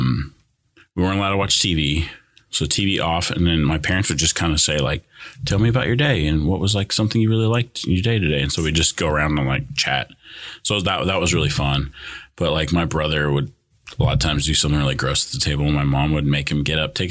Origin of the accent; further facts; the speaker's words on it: California, United States; first language Spanish; English is a second language; now in Broken Arrow, United States; growing up in California is we grew up really poor